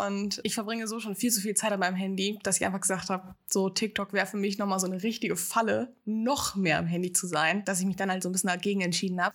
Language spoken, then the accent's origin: German; Ostwestfalen-Lippe, North Rhine-Westphalia, Germany; moved away as an adult; now in Hamburg, Germany; Ich komme eigentlich wirklich von einem ganz platten Dorf unten in Ostwestfalen-Lippe